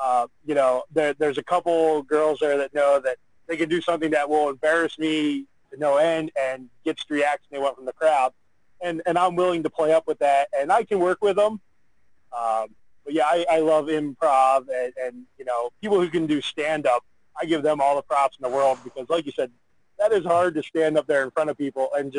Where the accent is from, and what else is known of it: Pennsylvania, United States